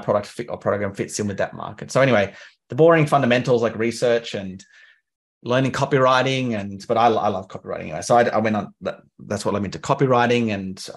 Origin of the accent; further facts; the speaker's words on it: Canberra, Australian Capital Territory, Australia; moved away; I'm from Canberra. I don't live there anymore.